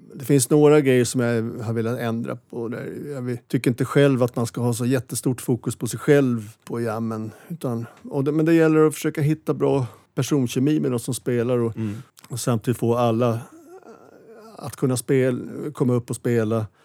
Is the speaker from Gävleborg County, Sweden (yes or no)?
no; Stockholm, Stockholm County, Sweden; jag föddes i, på Karolinska sjukhuset och växte upp i Vasastan